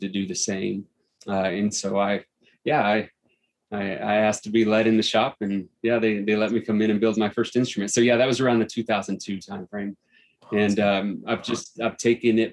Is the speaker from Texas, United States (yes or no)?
yes; Central Texas, United States; now in Evergreen, United States; I grew up in Central Texas